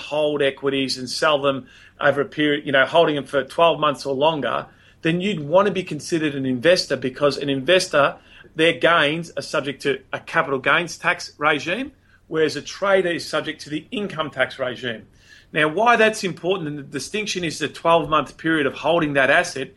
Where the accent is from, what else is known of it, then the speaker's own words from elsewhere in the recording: Melbourne, Victoria, Australia; I'm from Melbourne